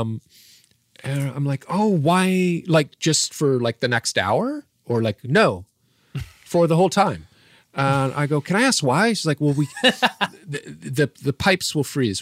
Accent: Irvine, California, United States; growing up in Orange County, California, uh, in the mean streets of Irvine

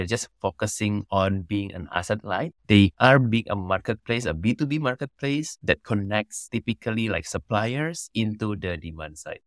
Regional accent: Banyuwangi, East Java, Indonesia; also born or lived in Canada; I was born and raised in Indonesia

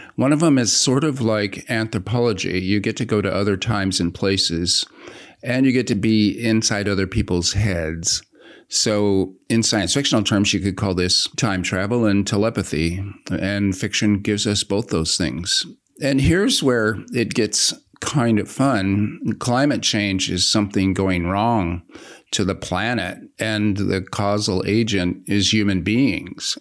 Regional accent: United States; being an American leftist

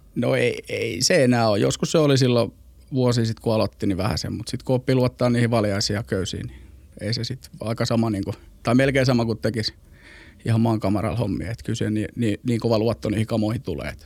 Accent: Helsinki, Uusimaa, Finland; moved away; also born or lived in Mikkeli / Joensuu / Istanbul / Porvoo; Mä oon ihan Helsingistä kotosi palesjalkainen, palesjalkainen stadilainen

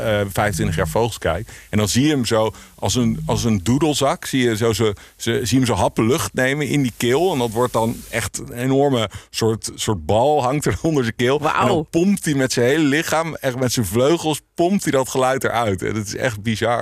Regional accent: The Hague, South Holland, Netherlands; now in Amsterdam, Netherlands; ik, ik kom uit Scheveningen. Dus, eh, Scheveningen, Den Haag

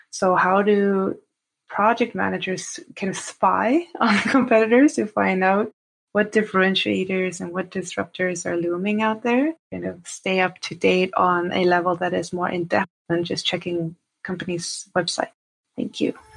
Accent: Sweden; now in Toronto, Canada; I'm living in Toronto at the moment. I'm from Sweden.

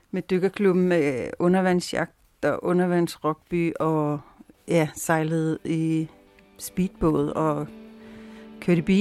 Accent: Brordrup, Zealand, Denmark; var det så, at vi købte det hus mellem Køge og Skille, som lige, lige var det, vi begge to drømte om. Huset i Brordrup, der senere skal blive

